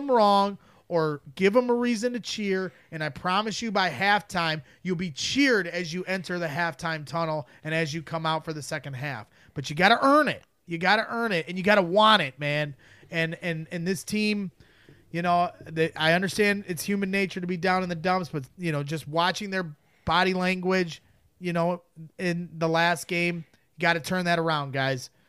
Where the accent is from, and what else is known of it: the Region, Indiana, United States